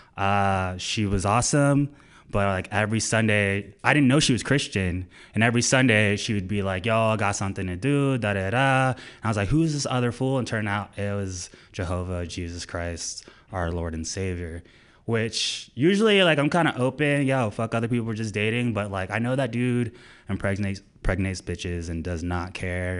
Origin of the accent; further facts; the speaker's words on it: Orlando, Florida, United States; moved away as an adult; I'm from Orlando, Florida.